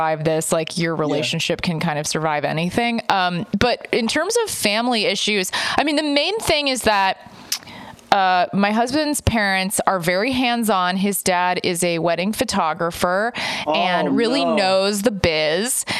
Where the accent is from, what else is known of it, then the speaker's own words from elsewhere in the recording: Texas, United States; I grew up in Texas